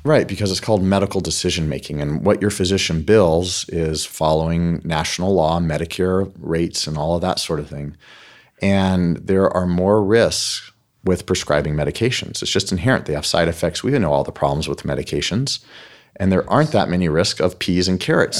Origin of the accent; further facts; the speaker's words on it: United States; I'm an American